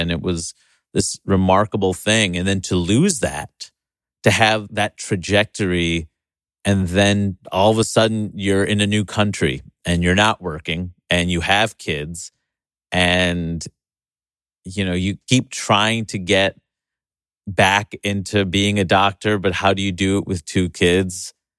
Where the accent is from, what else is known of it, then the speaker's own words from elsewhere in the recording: New York City, New York, United States; in my hometown